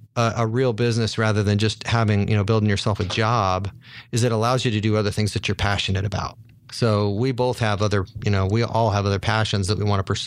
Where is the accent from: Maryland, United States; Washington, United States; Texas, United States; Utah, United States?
Utah, United States; Salt Lake City; I grew up in Salt Lake City, so I grew up on skis.